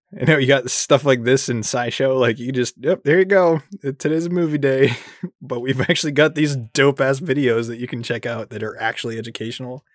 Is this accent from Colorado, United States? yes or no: yes; Colorado, United States; my hometown in Colorado.